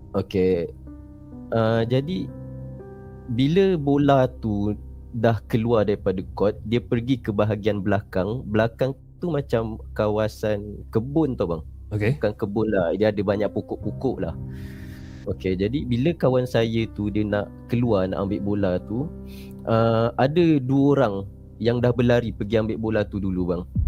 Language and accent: Malay; Melaka, Malacca, Malaysia; Saya asal dari Melaka